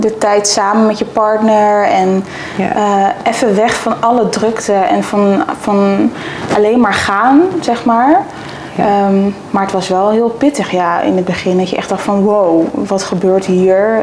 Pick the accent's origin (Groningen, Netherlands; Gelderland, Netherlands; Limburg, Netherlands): Gelderland, Netherlands; Zevenaar; also born or lived in Amsterdam; ik kom uit Zevenaar